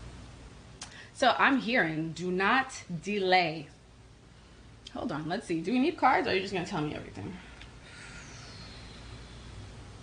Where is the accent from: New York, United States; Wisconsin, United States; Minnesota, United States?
New York, United States; I am a New Yorker born and raised